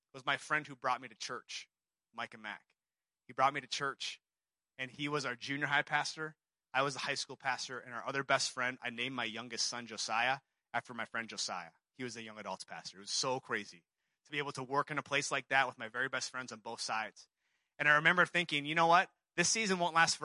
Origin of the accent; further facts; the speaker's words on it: Seoul, South Korea; moved away; I'm from Seoul, South Korea